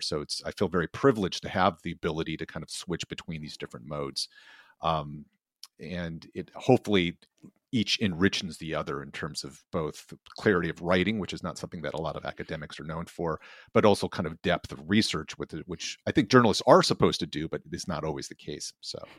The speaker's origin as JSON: {"language": "English", "area": "outside of Boston", "region": "Massachusetts", "country": "United States", "tie": "born or raised there", "said": "I grew up outside of Mass, outside of Boston as a kid."}